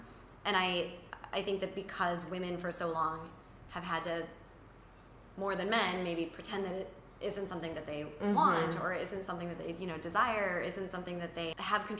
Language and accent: English; Wisconsin, United States; I'm from Wisconsin.